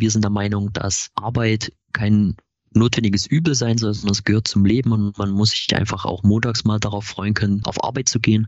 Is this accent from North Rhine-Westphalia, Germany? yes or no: no; Chemnitz, Saxony, Germany; Wir sind ein Chemnitzer Startup, äh, äh, Startup gegründet von drei Chemnitzern